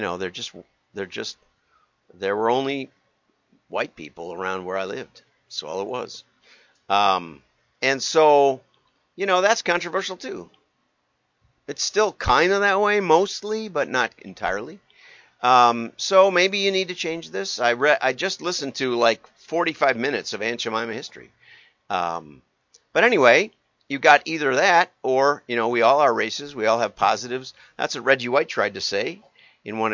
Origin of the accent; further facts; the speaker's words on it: Deep South, United States; moved away; also born or lived in Milwaukee suburbs, Wisconsin; my own experience, which was growing up in the Deep South